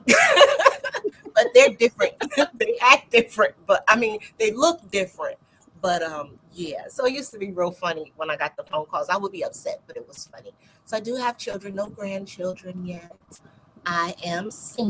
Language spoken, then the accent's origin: English; New Jersey, United States; now in Chesapeake, United States; I'm here in Virginia, Chesapeake, Virginia, but originally born and raised in New Jersey, and I moved here in 1999, but I will always be a Jerseyan